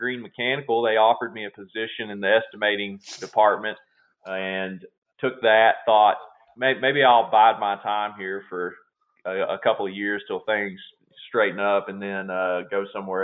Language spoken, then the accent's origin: English; Glasgow, Kentucky, United States; I was born and raised down in Glasgow, Kentucky, down in South Central Kentucky